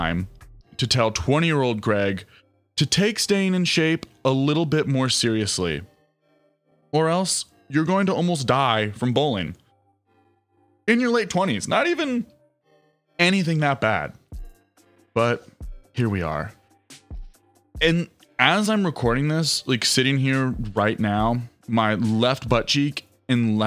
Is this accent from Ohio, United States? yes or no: yes; Ohio, United States; growing up in Ohio